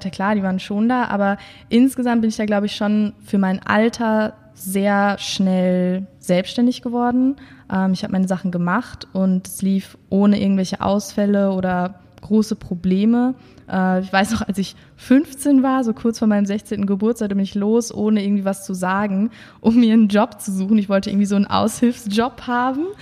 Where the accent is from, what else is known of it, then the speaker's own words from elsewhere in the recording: Münster, North Rhine-Westphalia, Germany; moved away as an adult; now in Cologne, Germany; ich bin geboren und aufgewachsen in Münster und äh, dort als Einzelkind aufgewachsen tatsächlich. Also ich habe dort bis zu meinem 20. Lebensjahr, ja, bis ich 2013 nach Köln kam